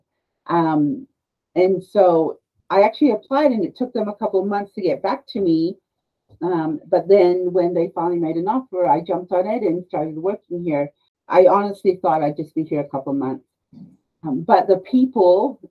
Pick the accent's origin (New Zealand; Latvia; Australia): Australia; moved away as an adult; also born or lived in Peru; now in United States; I'm actually a native of Peru, but I was raised in Australia, and I came to the States